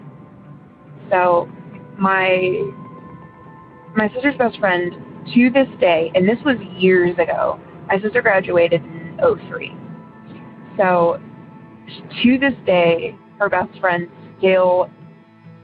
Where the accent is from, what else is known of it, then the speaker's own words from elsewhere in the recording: Ohio, United States; also born or lived in Elyria, Ohio / Geauga County, Ohio; I'm from Ohio, originally from an area called Elyria, which is a pretty big city-ish area. And I moved to an area with my family when I was in first grade, in a place called Jug County.